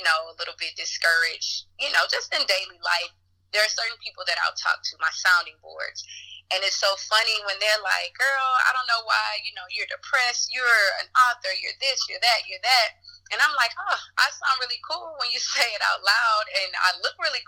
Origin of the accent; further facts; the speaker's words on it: Mobile, Alabama, United States; I am from Mobile, Alabama